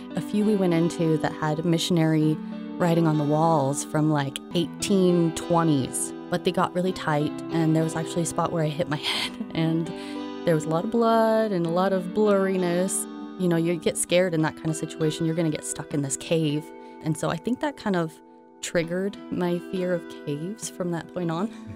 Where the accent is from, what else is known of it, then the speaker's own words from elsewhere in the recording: Idaho Falls, Idaho, United States; I am from Idaho Falls